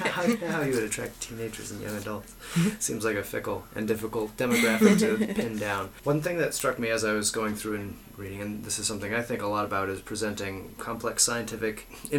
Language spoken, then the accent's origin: English; Minnesota, United States; now in Madison, United States; when I was young growing up in Minnesota